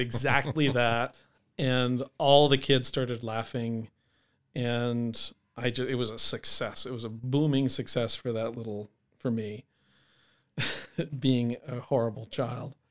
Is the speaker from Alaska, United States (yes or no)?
yes; Alaska, United States; also born or lived in New Hampshire; now in Minot, United States; I was born in New Hampshire. My family moved to Alaska when I was six